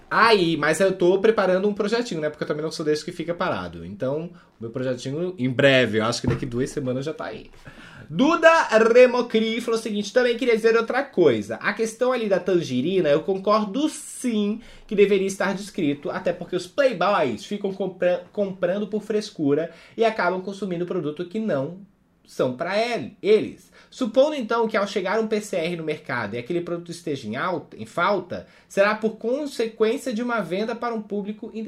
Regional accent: Imbituba, Santa Catarina, Brazil; born there; porque eu nasci em Imbituba, que é perto de Floripa.

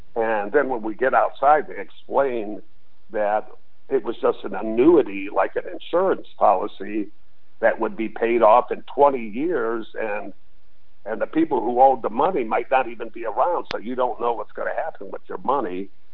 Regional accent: Detroit, Michigan, United States; moved away as an adult; also born or lived in San Diego, California; growing up in Detroit

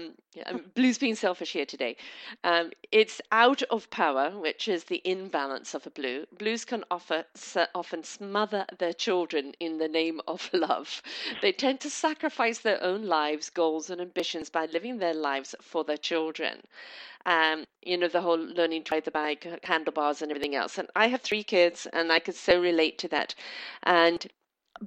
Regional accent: Canada; I'm Canadian

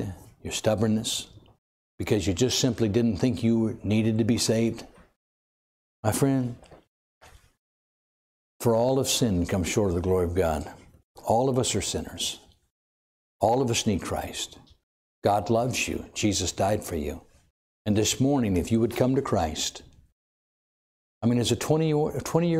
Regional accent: Watsonville, California, United States

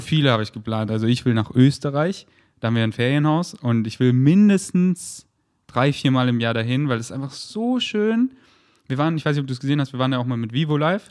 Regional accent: Munich, Bavaria, Germany; now in Berlin, Germany; drei Monate in München, wo ich herkomme, und habe mir mein Kinderzimmer wieder richtig schön gemacht

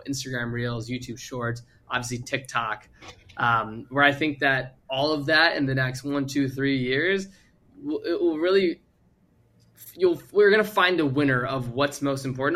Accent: Virginia, United States; moved away as an adult; also born or lived in Arizona; I moved across to Arizona from Virginia when I graduated high school

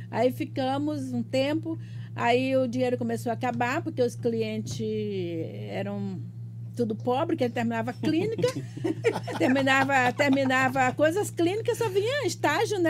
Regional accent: Northeast Region, Brazil; now in Piracicaba, Brazil; Sou nordestina eternamente

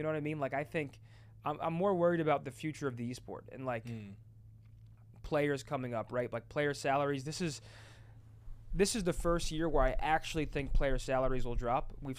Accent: New Jersey, United States; New Jersey.

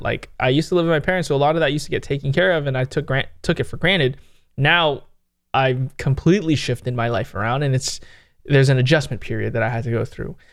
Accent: San Jose, California, United States

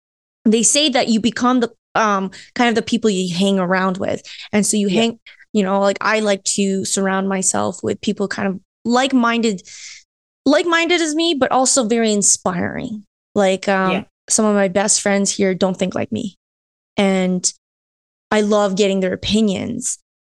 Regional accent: Philippines; now in Canada; Like, I came from the Philippines. Like, my family came from the Philippines.

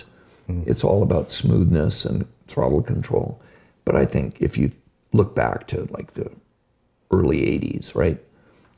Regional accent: Hawthorne, California, United States; born or raised there; also born or lived in Manhattan Beach, California

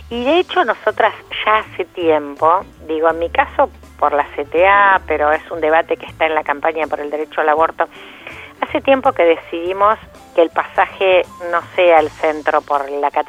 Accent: La Plata, Buenos Aires Province, Argentina; Yo además soy platense

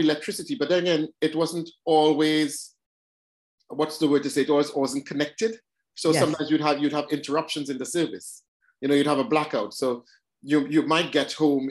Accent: Trinidad & Tobago; now in London, United Kingdom; I was born and brought up in Trinidad. Trinidad and Tobago, this tiny little island, or twin island in the Caribbean.

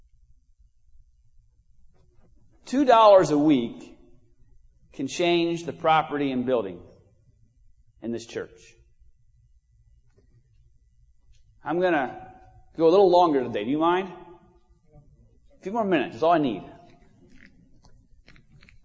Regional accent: United States; I'm from Munster County

